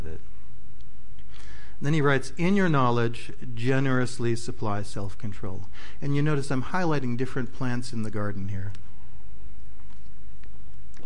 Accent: Midwest, United States; I grew up in the Midwest

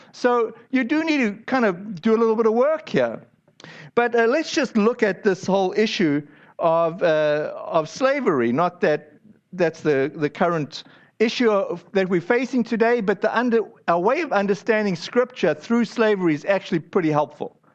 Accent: United States; I'm an American

